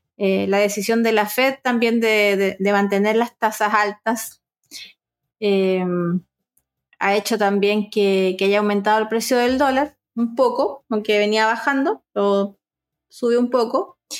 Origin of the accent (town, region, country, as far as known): Chile